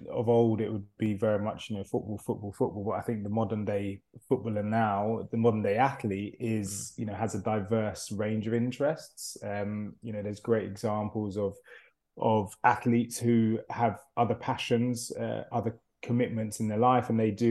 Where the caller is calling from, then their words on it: London, United Kingdom; I'm currently joining you from uh, London, uh, more specifically uh, Barnes in London.